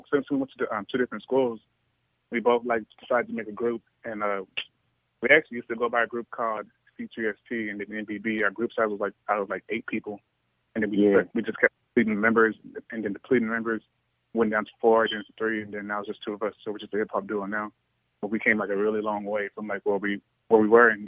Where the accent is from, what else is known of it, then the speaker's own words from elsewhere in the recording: Austin, Texas, United States; I'm also from Austin, Texas